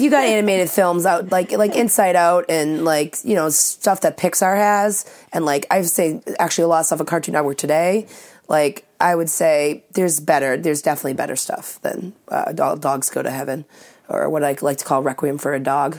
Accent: Saugus, Massachusetts, United States; I'm from Saugus

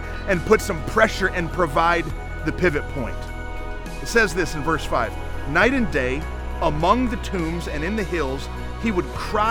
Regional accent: Flint, Michigan, United States; now in Mansfield, United States; I grew up in Flint, Michigan, and every time I go back home to visit family

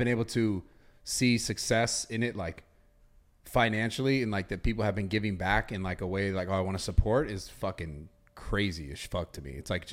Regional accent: San Francisco, California, United States; I was born in San Francisco and California and like the United States

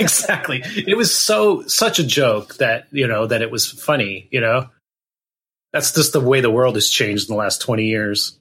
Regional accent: Gilroy, California, United States; I grew up in a town called Gilroy, California. That's um, in Northern California, kind of the southern tip of the Bay Area

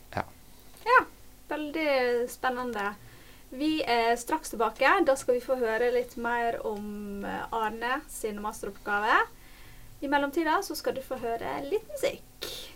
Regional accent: Norway; en nordmann i Norge

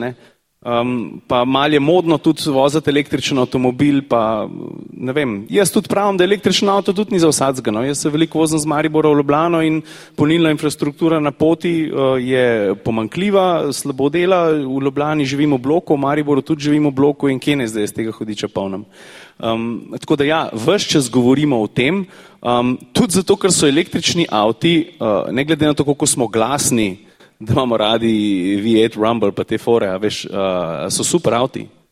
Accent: Slovenia; Slovenci smo narod tehnične kulture

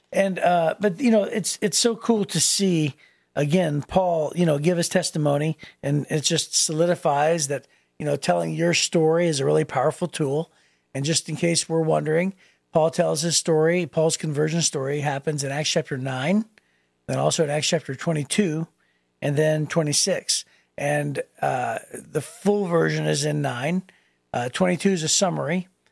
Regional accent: Youngstown, Ohio, United States; moved away; in my hometown

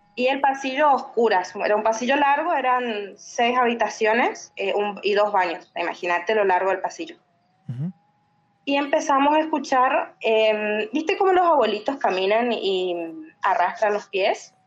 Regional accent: Argentina; Yo soy de Argentina.

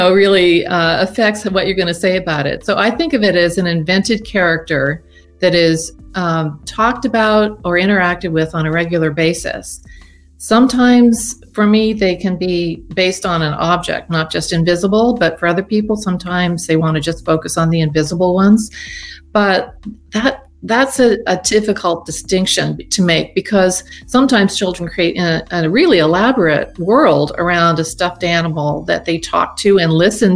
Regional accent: Nova Scotia, Canada; moved away as an adult; also born or lived in Oregon, United States; I'm from Nova Scotia, but I've been working at the University of Oregon since 1985

